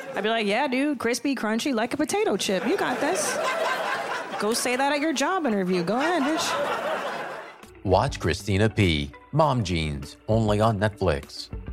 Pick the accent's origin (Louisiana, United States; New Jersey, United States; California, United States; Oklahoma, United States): California, United States; Los Angeles; I'm from Los Angeles.